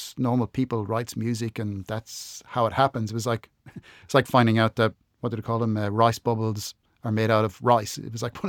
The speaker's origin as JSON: {"language": "English", "country": "Ireland", "also_born_or_lived": "Adelaide, Australia", "moved": "as an adult", "lives_now": "Melbourne, Australia", "said": "I'm Irish and I'm from the Republic, so the south of Ireland"}